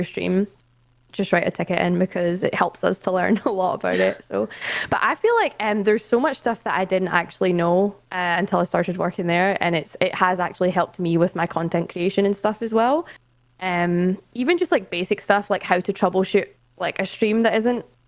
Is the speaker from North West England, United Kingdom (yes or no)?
no; Scotland, United Kingdom; moved away as an adult; now in London, United Kingdom; I am Scottish, but I relocated to London last June to work for Twitch